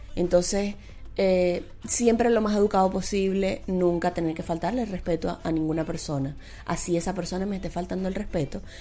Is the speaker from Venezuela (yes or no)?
yes; Venezuela; moved away as an adult; now in Santiago, Chile; no estaba en mi país